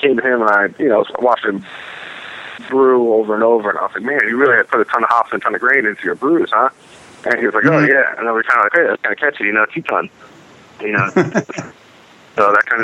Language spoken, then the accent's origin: English; Westfield, New Jersey, United States; we were born and raised in Union County in Westfield